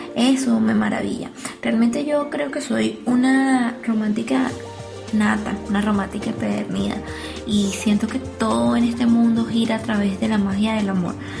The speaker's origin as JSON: {"language": "Spanish", "country": "Venezuela", "tie": "born or raised there", "moved": "yes", "said": "en mi país natal, a pesar de que hoy en día no vivo en él"}